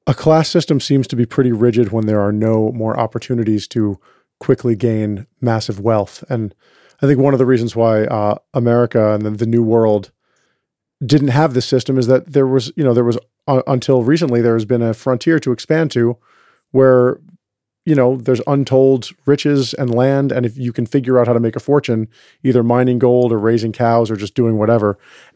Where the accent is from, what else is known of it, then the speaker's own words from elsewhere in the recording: Westchester County, New York, United States; I grew up in Westchester County, New York